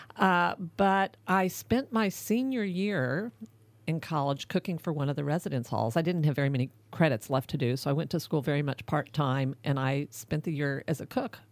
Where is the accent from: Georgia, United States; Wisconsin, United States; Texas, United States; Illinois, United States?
Texas, United States; Dallas; moved away as an adult; also born or lived in California; I grew up in Dallas